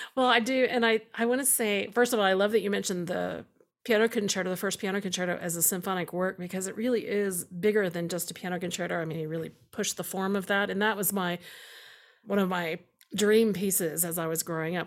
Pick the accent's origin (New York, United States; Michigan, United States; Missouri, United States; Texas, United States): Texas, United States; Houston area, Central; I grew up in Doctor Pepper country in Central Texas and in, in Houston area